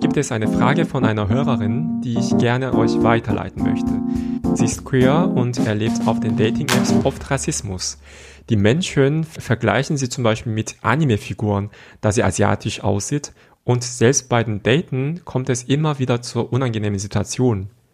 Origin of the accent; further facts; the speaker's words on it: South Korea; moved away; ich bin mit solchen Kulturen einfach aufgewachsen in Südkorea